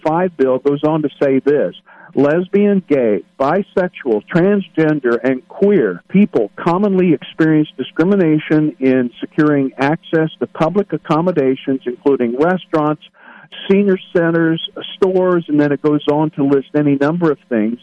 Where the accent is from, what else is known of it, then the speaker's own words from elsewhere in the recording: Midwest, United States; I'm from the Midwest